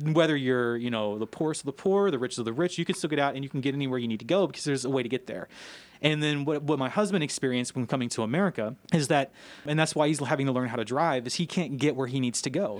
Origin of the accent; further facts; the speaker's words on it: Louisville, Kentucky, United States; moved away as an adult; also born or lived in Sofia, Bulgaria; I'm from Louisville